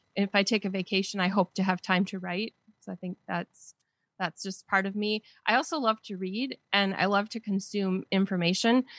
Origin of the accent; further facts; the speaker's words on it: southern Wisconsin, United States; accent: Wisconsin; I've been in Wisconsin my whole life